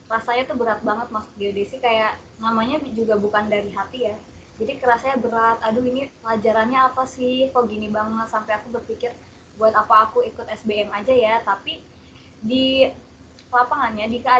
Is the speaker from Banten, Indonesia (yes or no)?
yes; Pandeglang, Banten, Indonesia; Aku asalnya dari Kabupaten Pandeglang, Banten, di pelosok ujung kulon, tapi nggak sampai ujung kulon sih.